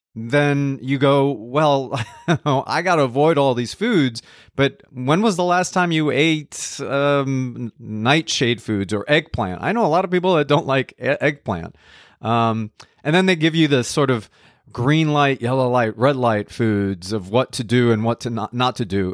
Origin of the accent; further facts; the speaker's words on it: New Jersey, United States; also born or lived in Colombia; I was born in Colombia. I grew up in New Jersey